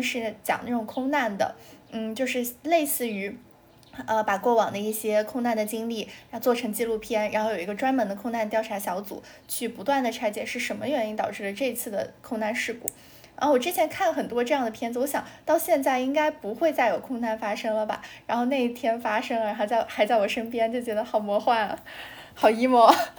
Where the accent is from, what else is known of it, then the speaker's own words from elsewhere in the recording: Kunming, Yunnan, China; now in Shanghai, China; 因为我是昆明的嘛